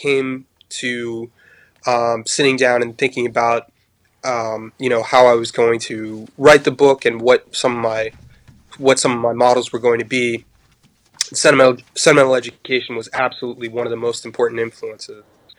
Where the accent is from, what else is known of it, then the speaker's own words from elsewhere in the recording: Paris, Île-de-France, France; also born or lived in United States; although I'm American, I grew up abroad. My parents were journalists, and we moved to Paris when I was quite young. I was about 8 years old.